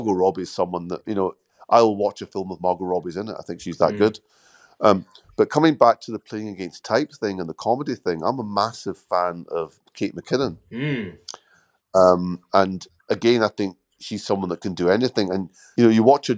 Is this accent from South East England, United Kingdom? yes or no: no; Scotland, United Kingdom; also born or lived in London; I was born in London, grew up in Scotland.